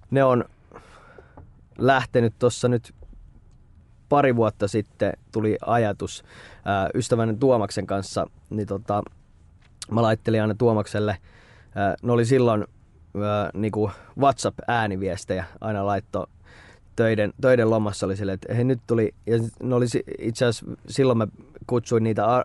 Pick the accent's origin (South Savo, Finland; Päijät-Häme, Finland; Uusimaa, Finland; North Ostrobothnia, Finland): Uusimaa, Finland; Espoo; Olen espoolainen, aina asunut Espoossa. Öö, 29 riippuu, jos mä nuoremmalle sanon, mä sanon, että mä oon 29, mutta jos vanhemmalle mä sanon, että nyt 30